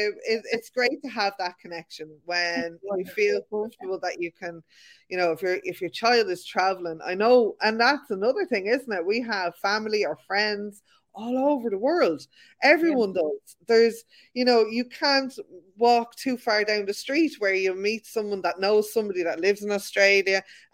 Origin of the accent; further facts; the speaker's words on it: Ireland; I think we do have that as Irish people, where, you know, we know we need to learn our boundaries.